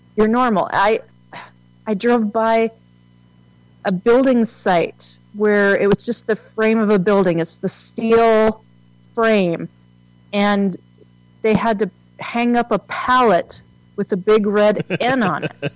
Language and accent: English; South Dakota, United States; now in Nebraska, United States; I grew up in South Dakota